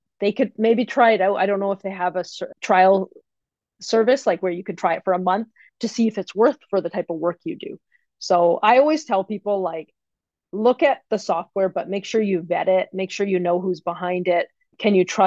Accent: Canada; I'm from Canada

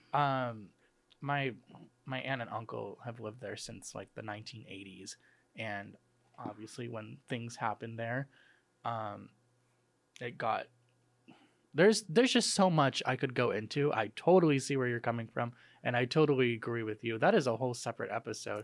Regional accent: outside of Chicago, Illinois, United States; moved away; I'm from, uh, outside of Chicago

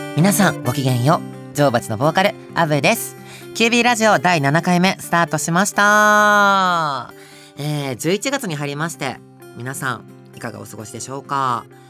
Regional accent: Kansai, Japan; accent: Kansai dialect; 関西でごめんなさい。

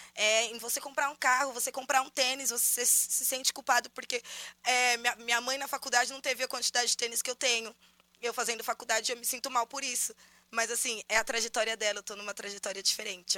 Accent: São Paulo, Brazil; a gente é da cidade de Tiradentes, nós nascemos todos lá

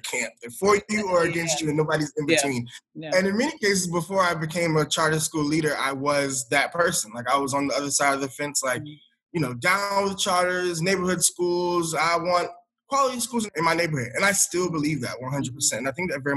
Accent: Hartsville, South Carolina, United States; moved away as an adult; also born or lived in Atlanta, Georgia / Camden, New Jersey; I grew up in a small town, Hartsville, South Carolina

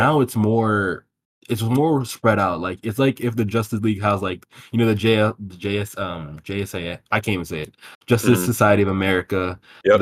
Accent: Nigeria; I'm Nigerian.

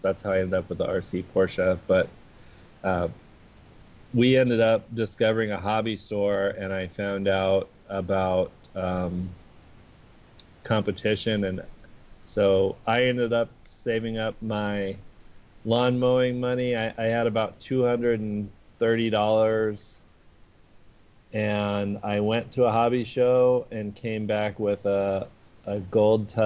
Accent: Houston, Texas, United States; I grew up in Houston, Texas

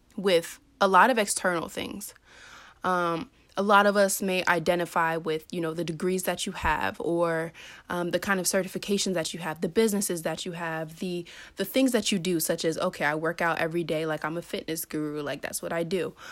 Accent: Maryland, United States; I'm from Maryland

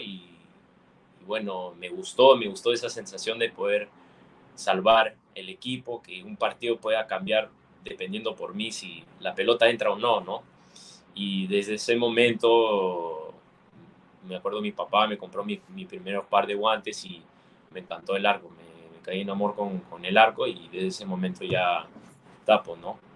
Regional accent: Longueuil, Quebec, Canada; yo nací en Canadá, este, mis papás son peruanos los dos

